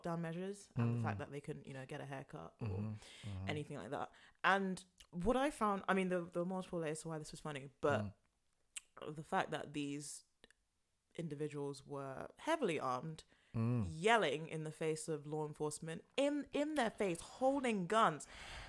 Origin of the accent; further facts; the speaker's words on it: London, United Kingdom; And I was born and raised in London. I'm hardly the most, you know, Ghanaian person there is.